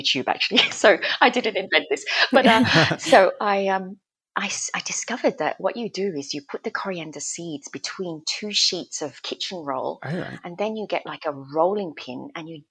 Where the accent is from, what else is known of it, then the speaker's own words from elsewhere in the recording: Australia; also born or lived in Malaysia; now in United Kingdom; I'm Malaysian and I grew up in Australia